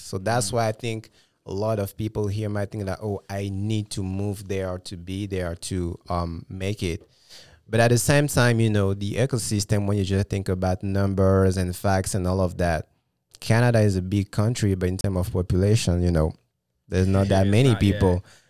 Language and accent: English; Gabon; also born or lived in France; when I was, for instance, living in France or when I was growing up in Gabon, right? And that's the main reason I moved